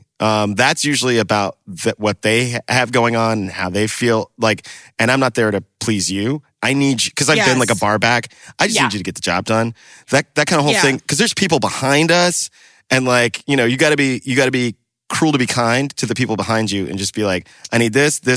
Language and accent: English; the South, United States; As a Southerner